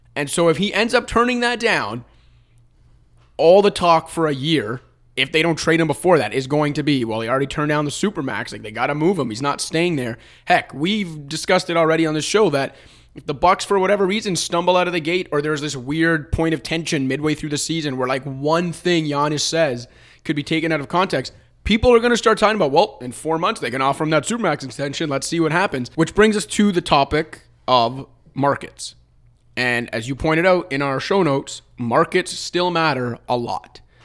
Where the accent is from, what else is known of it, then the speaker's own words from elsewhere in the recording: Toronto, Ontario, Canada; I'm from Toronto and have biases here